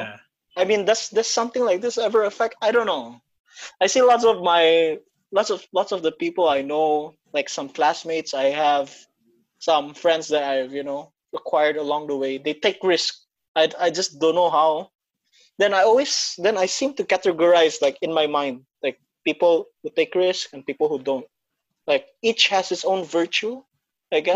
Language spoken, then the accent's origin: English; Batam, Riau Islands, Indonesia; moved away as an adult; also born or lived in Philippines; now in Singapore; I was raised in Indonesia in Batam